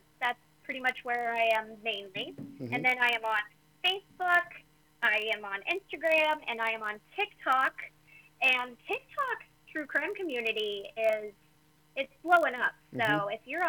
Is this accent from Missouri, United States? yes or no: yes; Kansas City, Missouri, United States; I am from Kansas City